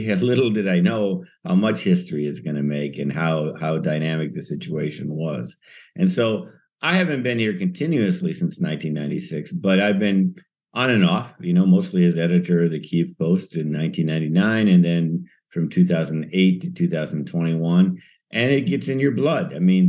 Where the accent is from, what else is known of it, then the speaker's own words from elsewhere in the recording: United States; now in Ukraine; I'm an American, but I've lived in Ukraine for a long time and I feel like I need to be here during the war to feel it.